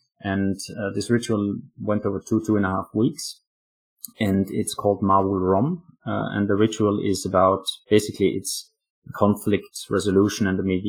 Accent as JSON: {"language": "English", "country": "Austria", "also_born_or_lived": "Afghanistan", "moved": "yes", "lives_now": "Oslo, Norway", "said": "I live in Norway, in Oslo, Norway, but I'm actually from Austria."}